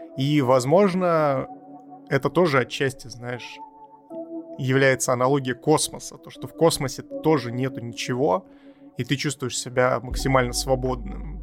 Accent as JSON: {"language": "Russian", "region": "Siberia", "country": "Russia", "said": "я как сибиряк могу э, примерно представить, что это такое, и могу даже поделиться опытом, что такое, блин, жить в снегу 10 месяцев в году"}